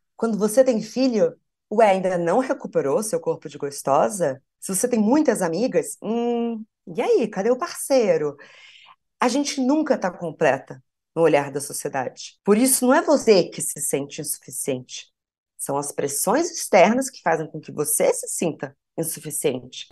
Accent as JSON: {"language": "Portuguese", "town": "Piracicaba", "region": "São Paulo", "country": "Brazil", "said": "Sou de Piracicaba, interior de São Paulo"}